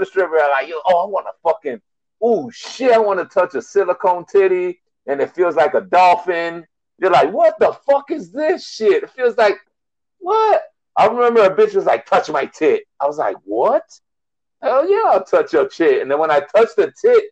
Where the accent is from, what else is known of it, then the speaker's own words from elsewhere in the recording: Miami, Florida, United States; I am from Miami